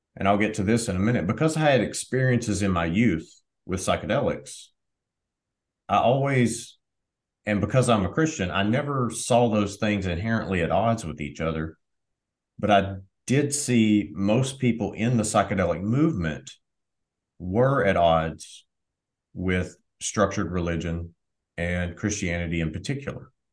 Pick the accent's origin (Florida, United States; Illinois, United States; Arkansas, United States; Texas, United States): Arkansas, United States; Southwest; So I grew up in Southwest Arkansas.